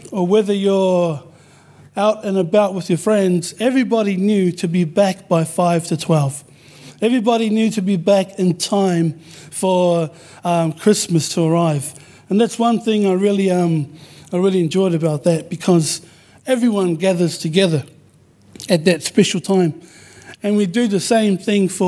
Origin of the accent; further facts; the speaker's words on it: New Zealand; now in Perth, Australia; We're Samoans born in New Zealand, but living in Australia. And so growing up in New Zealand, we grew up with the principles